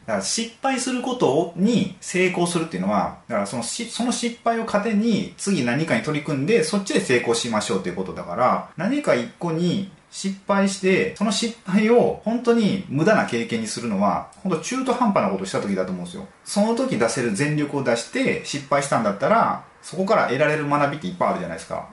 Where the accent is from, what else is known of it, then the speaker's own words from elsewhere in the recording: Mie, Japan; 僕、三重県なんですけど